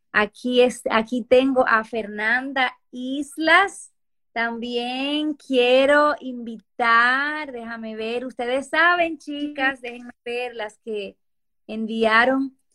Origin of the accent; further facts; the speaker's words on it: Lima, Peru; Yo soy de Lima, Perú.